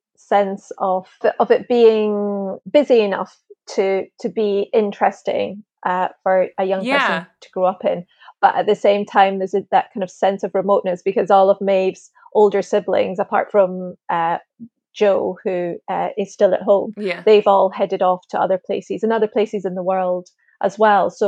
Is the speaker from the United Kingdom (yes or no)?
yes; Linlithgow, Scotland, United Kingdom; A place called Linlithgow, which is outside of Edinburgh.